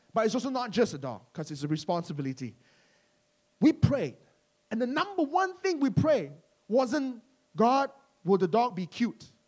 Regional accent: Malaysia; now in London, United Kingdom; some people call us Malaysian church, and we're Malaysian

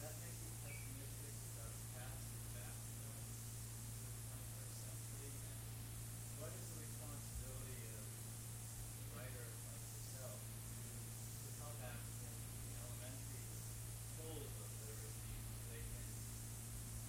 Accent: United States; first language English; I don't think that I can be said to have lost my native language since I was born here

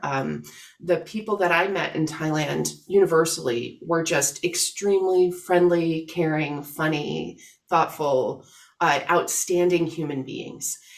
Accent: outside of Syracuse, New York, United States; I grew up outside of Syracuse, New York

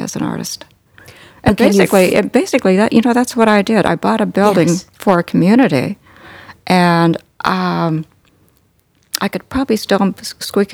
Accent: Callaway, Nebraska, United States; also born or lived in North Platte, Nebraska; I grew up in Callaway, in Custer County.

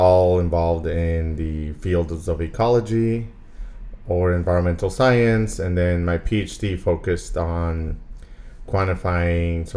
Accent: Ciudad Juárez, Chihuahua, Mexico; moved away as an adult; also born or lived in El Paso, Texas / Seattle / Phoenix; I'm originally from Juarez, Mexico, which is right on the border with El Paso, Texas

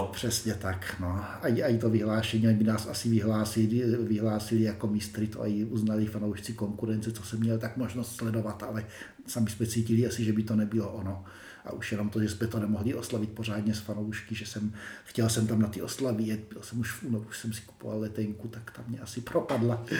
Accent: Czechia; jako Češi

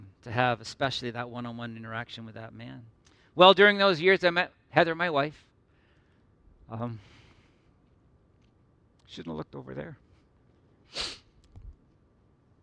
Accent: Midland, Ontario, Canada; also born or lived in Northern Ireland / Toronto; I grew up in Midland and you know, went off to university

